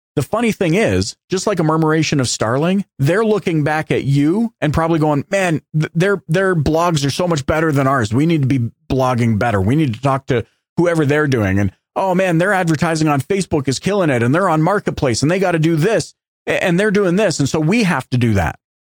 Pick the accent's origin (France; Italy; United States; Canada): Canada; as a Canadian